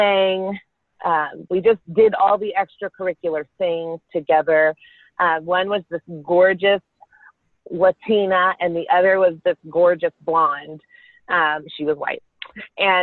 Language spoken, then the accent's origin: English; Carrollton, Texas, United States; I grew up in Carrollton, Texas with my sister and my parents.